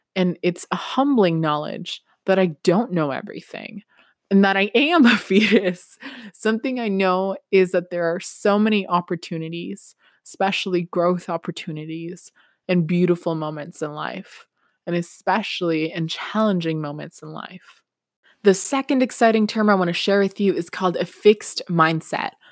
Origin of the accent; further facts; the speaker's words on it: Peru; English is a second language; now in Canada; I'm from Peru originally